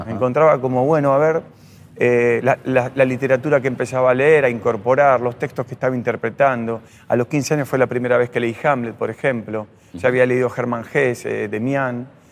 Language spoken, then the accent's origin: Spanish; Adrogué, Buenos Aires Province, Argentina; yo soy de José Mármol y Adroé de esa zona